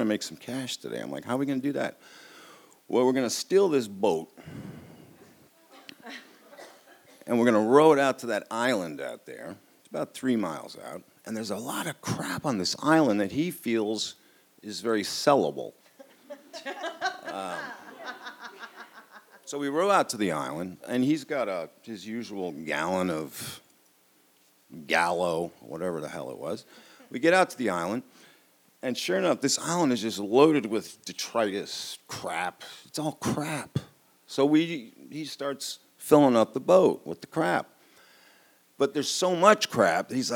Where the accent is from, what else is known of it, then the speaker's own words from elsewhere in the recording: New York City, New York, United States; I grew up on the Upper East Side of Manhattan